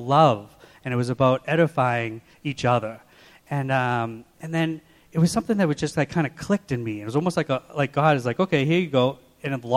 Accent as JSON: {"language": "English", "town": "Watertown", "region": "Massachusetts", "country": "United States", "tie": "born or raised there", "also_born_or_lived": "Waltham, Massachusetts", "said": "I was born in Waltham and raised in Watertown"}